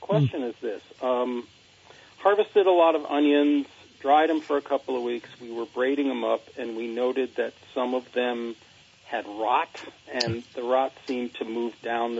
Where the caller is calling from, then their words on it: Plainfield, Vermont, United States; I am calling from Plainfield.